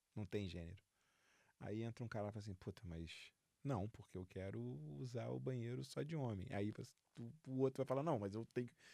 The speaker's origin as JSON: {"language": "Portuguese", "region": "Rio de Janeiro", "country": "Brazil", "moved": "yes", "said": "eu sou carioca, flamenguista"}